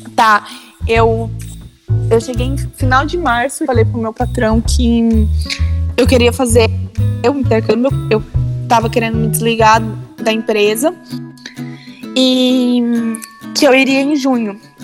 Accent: São Paulo, Brazil; moved away as an adult; eu sou de São Paulo

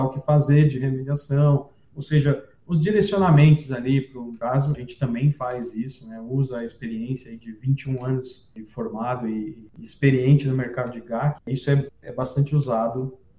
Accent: Santos, São Paulo, Brazil; moved away as an adult; also born or lived in Rio Claro; eu nasci em Santos e morei em Santos até eu, eu ir para a faculdade de geologia.

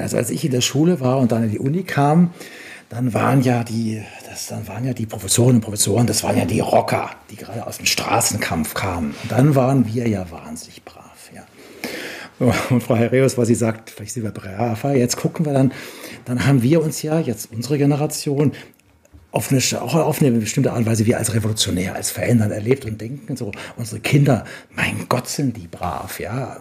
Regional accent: Bavaria, Germany; Ich komme aus Bayern, da gibt es eine lebendige Musiktradition

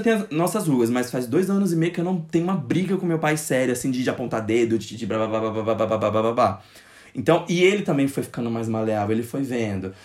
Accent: interior of Goiás, Brazil; also born or lived in Brasília; eu nasci em Brasília, e depois a gente se mudou para o interior de Goiás

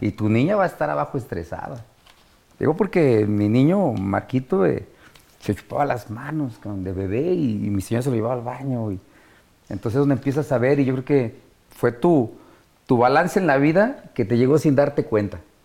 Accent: Mexico City, Mexico; este Infonavit Iztacalco donde yo nací, de donde salí

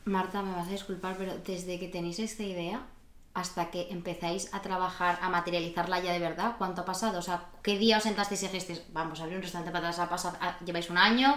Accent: Madrid, Community of Madrid, Spain; moved away as an adult; now in Barcelona, Spain; como una madrileña que ya diría que soy catalana. Yo llevo aquí ya cinco años

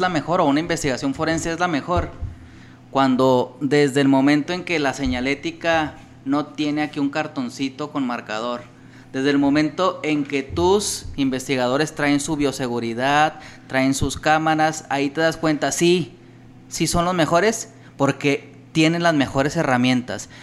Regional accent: Ciudad Juárez, Chihuahua, Mexico; yo soy de Chihuahua, soy de Juárez específicamente

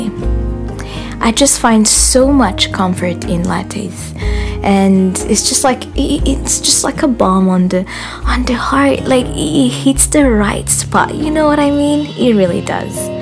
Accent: Burundi; now in Ottawa, Canada; I live in Ottawa, Canada. I am originally from Burundi, a beautiful country in East Africa.

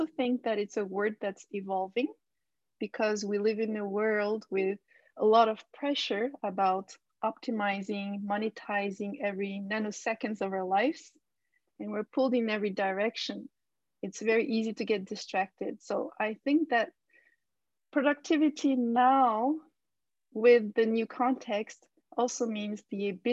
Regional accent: France; also born or lived in Japan; now in Istanbul, Turkey; I was born in Japan and I grew up in France, but I live in Istanbul now.

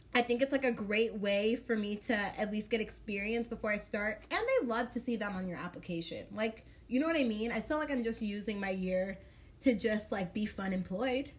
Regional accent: Dallas, Texas, United States; moved away as an adult; now in Kansas City, United States; I am from Dallas, Texas

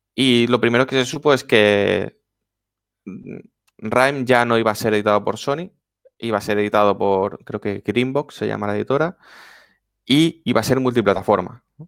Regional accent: Valencian Community, Spain; Los que somos valencianos

